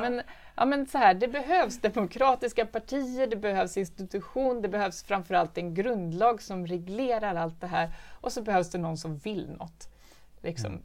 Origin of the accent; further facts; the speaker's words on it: Stockholm, Stockholm County, Sweden; Jag är från Hässelby. Det är, det är, jag är uppväxt på en fritidsgård där min pappa jobbade och min mamma var lärare i Hässelbygårdsskolan.